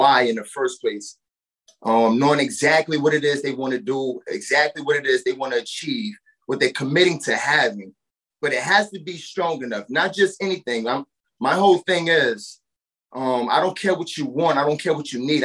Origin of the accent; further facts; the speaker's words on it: New Orleans, Louisiana, United States; moved away as an adult; now in Nashville, United States; born and raised in New Orleans, Louisiana. And I was displaced by Hurricane Katrina years ago